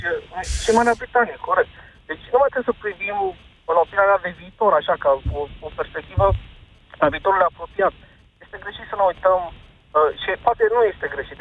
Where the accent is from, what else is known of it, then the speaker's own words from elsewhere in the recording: Brașov, Brașov County, Romania; Eu sunt din Brașov